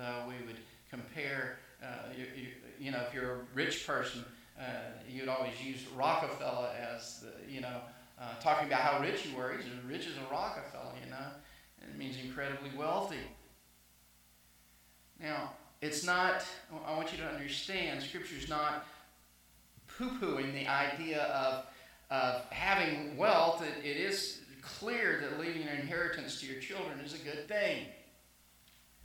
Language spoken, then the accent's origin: English; El Dorado, Arkansas, United States; In my hometown, I call it my hometown, El Dorado, Arkansas